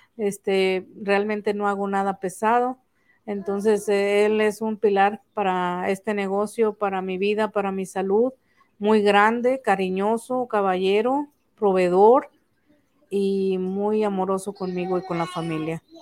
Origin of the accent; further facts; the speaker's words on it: Tampico, Tamaulipas, Mexico; Soy de Tampico, originaria de un rancho del río Tamesí.